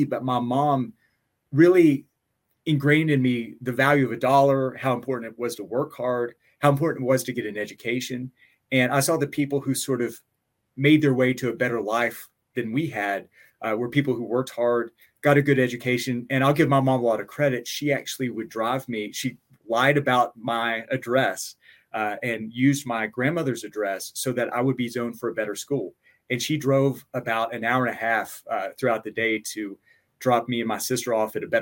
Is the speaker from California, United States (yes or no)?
no; Johnson City, Tennessee, United States; moved away as an adult; also born or lived in Washington, District of Columbia, United States; now in Clark County, Nevada, United States; I am from a little town called Johnson City, which is in really far East Tennessee